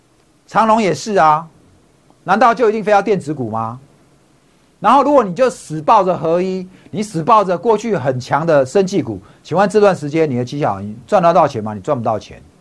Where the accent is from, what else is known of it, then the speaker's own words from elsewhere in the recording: Taipei, Taiwan; also born or lived in Hsinchu; 我是台北长大的，我在台北夜市长大的。好，我从小是夜市人生的生活。我大学去读清大，我就在新竹了。